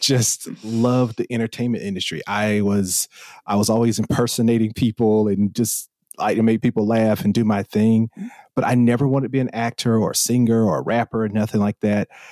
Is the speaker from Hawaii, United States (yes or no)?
no; South Carolina, United States; accent: country; moved away as an adult; now in Los Angeles, United States; originally from South Carolina and been in the Los Angeles area for the past fifteen years